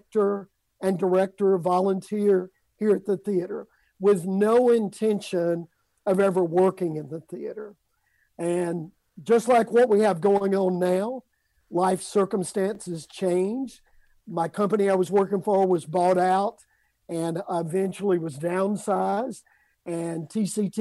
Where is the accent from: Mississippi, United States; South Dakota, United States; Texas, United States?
Mississippi, United States; Amory; moved away as an adult; I was living in my hometown of Amory, Mississippi